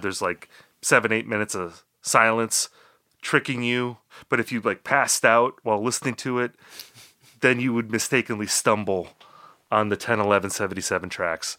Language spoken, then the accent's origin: English; Midwest, United States; Rob and I, you know, we're both from the Midwest